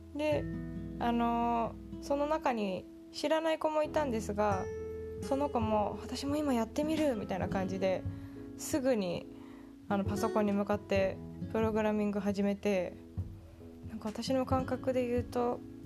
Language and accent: Japanese; Japan; moved away as an adult; also born or lived in Tokyo; now in Silicon Valley, United States; 日本生まれ日本育ちの日本人